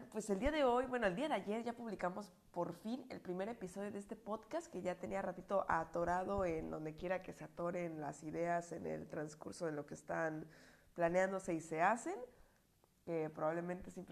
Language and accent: Spanish; Puebla, Mexico; accent: Puebla; No, sí, mi acento que me llevé de las Pueblas. Gracias, Puebla. Creo que fue el mejor recuerdo que me traje.